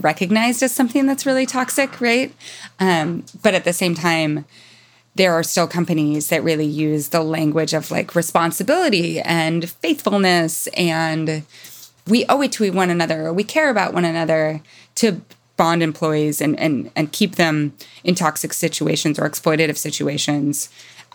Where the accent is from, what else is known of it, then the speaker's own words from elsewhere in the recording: Mountain West, United States; growing up in the Mountain West